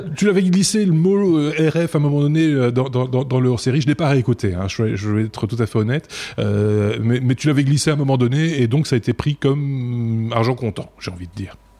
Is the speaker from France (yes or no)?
no; Belgium; chez nous en Belgique